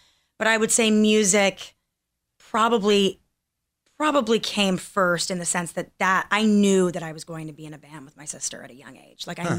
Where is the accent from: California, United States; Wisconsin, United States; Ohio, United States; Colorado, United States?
California, United States; Los Angeles; also born or lived in Torrance, California / Seattle, Washington; I'm from here, born and raised, California.